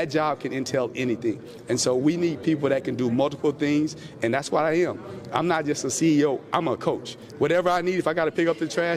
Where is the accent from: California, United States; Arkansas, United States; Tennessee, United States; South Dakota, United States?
Arkansas, United States; Southeast; moved away as an adult; also born or lived in Kentucky / Florida; I'm from Southeast Arkansas, and it's home to me